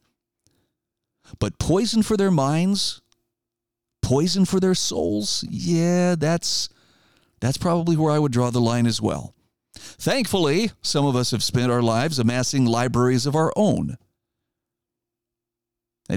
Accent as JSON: {"language": "English", "region": "Idaho", "country": "United States", "said": "my home state of Idaho"}